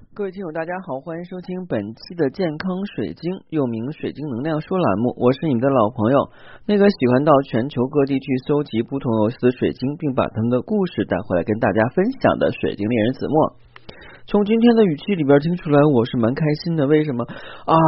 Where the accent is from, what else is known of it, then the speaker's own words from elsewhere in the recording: China; 作为中国人来讲的话呢，可我们中国人